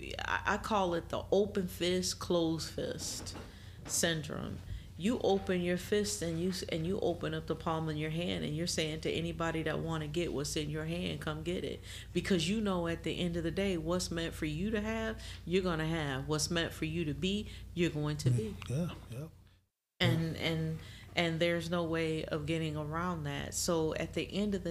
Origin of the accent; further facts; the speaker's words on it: Michigan, United States; I'm from Michigan and I'm a big time Michigan fan.